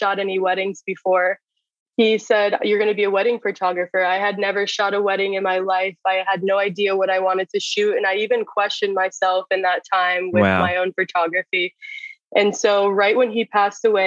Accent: Jupiter, Florida, United States; I am from Jupiter, Florida

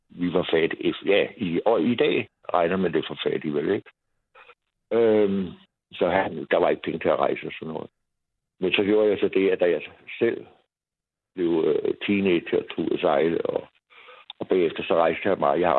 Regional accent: Copenhagen, Capital Region of Denmark, Denmark; also born or lived in Valby; vi er opvokset inde på Vesterbro.

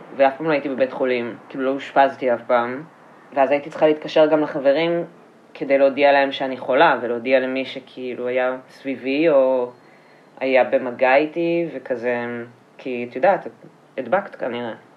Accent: Petah Tikva, Central District, Israel; גדלתי בפתח תקווה

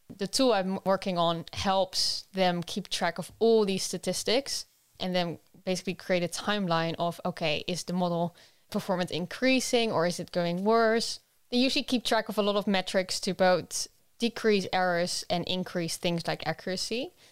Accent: Netherlands; moved away; I'm originally from the Netherlands

